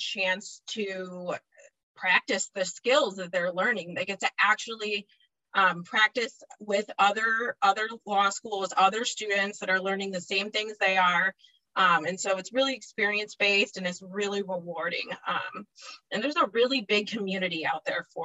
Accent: Chicago, Illinois, United States; I'm from Chicago, Illinois. I grew up in the suburbs, been still in Chicago

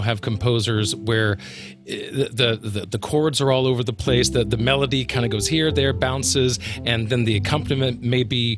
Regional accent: Birmingham, Alabama, United States; Birmingham, Alabama, my hometown.

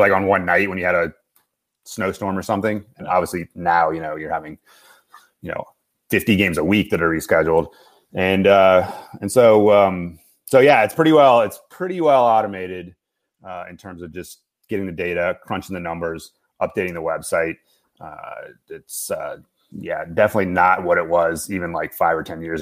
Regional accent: Washington, District of Columbia, United States; I grew up on the East Coast, grew up in the DC area

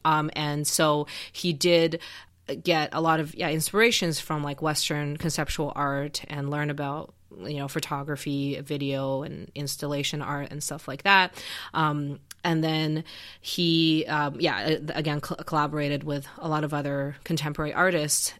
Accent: Xi'an, Shaanxi, China; moved away; I grew up in Xi'an, um, in northwestern China

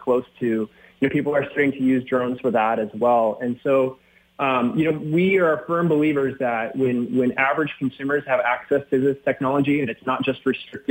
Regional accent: Minnesota, United States; I grew up in Minnesota

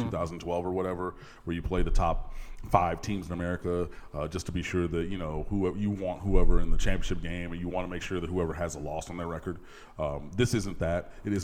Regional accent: Michigan, United States; growing up in Michigan

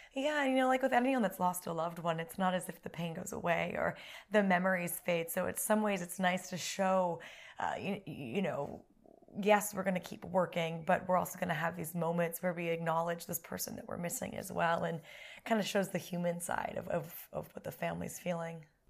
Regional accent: United States; moved away as an adult; now in United Kingdom; as an American

